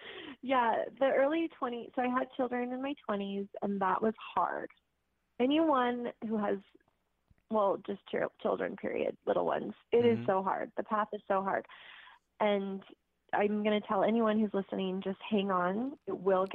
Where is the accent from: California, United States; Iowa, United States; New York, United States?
California, United States; Greenbrae; I was born actually in Green Bray, California, which is up Marin County